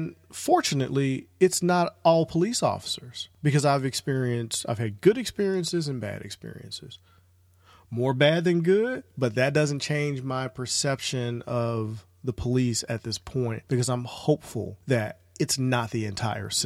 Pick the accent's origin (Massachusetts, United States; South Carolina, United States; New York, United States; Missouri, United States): Missouri, United States; St. Louis; right here in my hometown of St. Louis